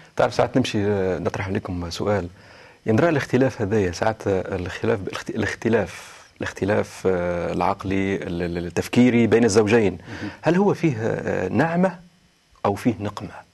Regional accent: Tunisia; بلادي تونس

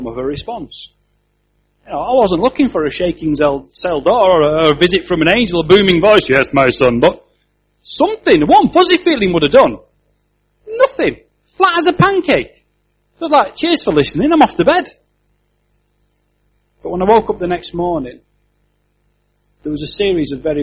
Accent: Yorkshire and the Humber, United Kingdom; I'm a Yorkshireman

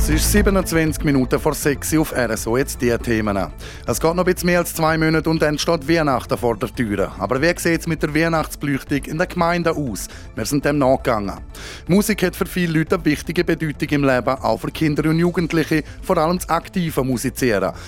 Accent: Switzerland; bei uns in der Schweiz

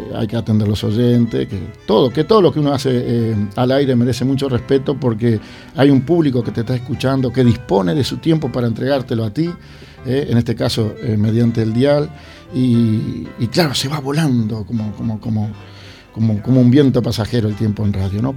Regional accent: Uruguay; now in Barcelona, Spain; yo soy uruguayo

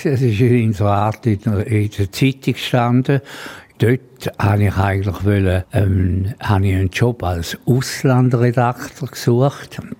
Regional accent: St. Gallen, Switzerland; Dialekt nie verloren. Also in diesen ganzen 80 Jahren, wo ich bin, obwohl ich... Äh, mich sehr wohl da in Graubünden.

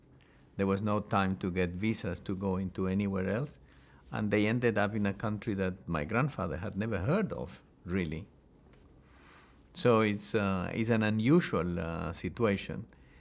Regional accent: El Salvador; moved away as an adult; also born or lived in Honduras; I grew up really in El Salvador. I went to primary, secondary school in El Salvador, and later I went to study medicine at the University of El Salvador. So I grew up in Central America, specifically in El Salvador, although I was born in Honduras.

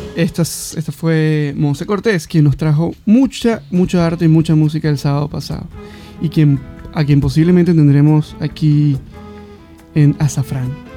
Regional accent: Venezuela; yo, soy de Venezuela

